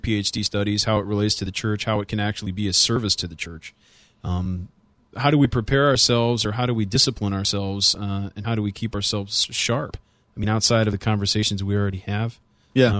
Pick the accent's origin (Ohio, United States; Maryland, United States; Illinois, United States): Illinois, United States; moved away as an adult; now in Philadelphia, United States; I came from Illinois. I came from a particular area that didn't have a Reformed influence.